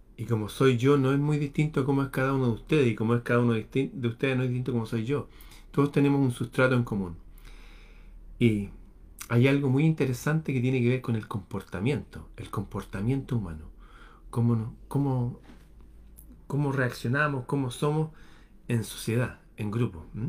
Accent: Chile; en mi país

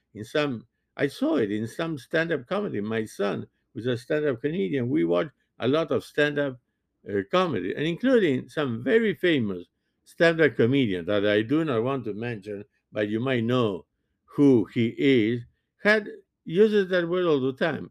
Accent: Montevideo, Uruguay; first language French; English is a second language; now in United States; born and raised in Montevideo

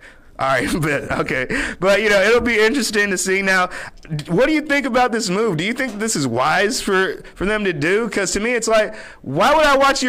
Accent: the South, United States; I'm from the South.

